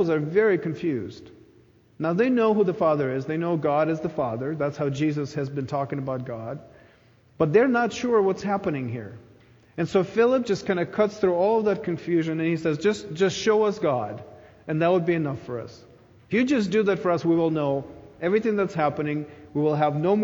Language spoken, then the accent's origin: English; Ukraine; moved away; When I was a child growing up in Ukraine